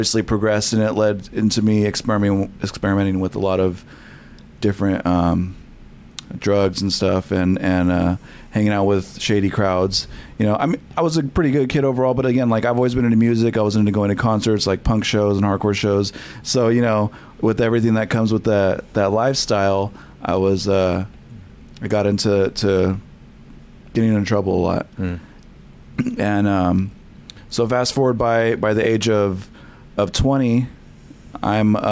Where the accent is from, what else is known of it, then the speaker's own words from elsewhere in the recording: Selma, United States; I grew up in Selma, so it was a small town